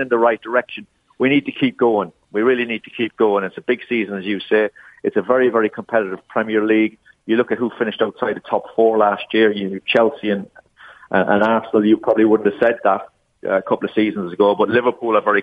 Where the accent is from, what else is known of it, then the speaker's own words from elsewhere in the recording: Ireland; moved away as an adult; I grew up in Ireland